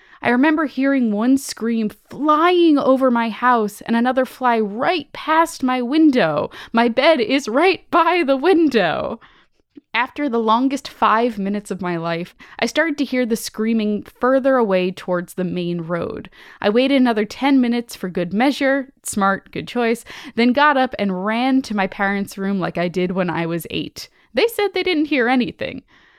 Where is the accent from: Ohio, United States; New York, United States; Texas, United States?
Texas, United States; San Antonio; now in Savannah, United States; I'm currently a 28-year-old man living in Savannah, Georgia, while I attend art school, but I was born and raised in San Antonio, Texas.